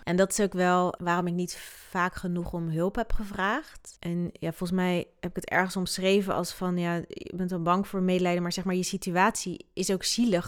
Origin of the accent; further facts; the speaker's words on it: Netherlands; also born or lived in Sierra Leone; ik ben wel opgegroeid in Nederland